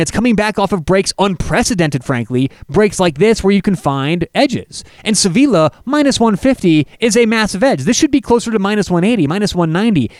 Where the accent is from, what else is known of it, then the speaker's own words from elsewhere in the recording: Denver, Colorado, United States; I am from Denver, Colorado